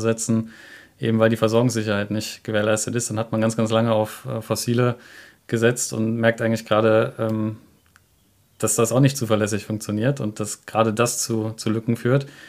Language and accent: German; Grevenbroich, North Rhine-Westphalia, Germany; bin ich in Grevenbruch groß geworden